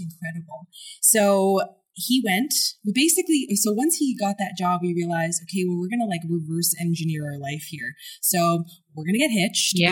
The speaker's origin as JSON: {"language": "English", "town": "Montreal", "region": "Quebec", "country": "Canada", "also_born_or_lived": "Toronto / Vancouver / Malaysia", "moved": "as an adult", "said": "I'm from Montreal"}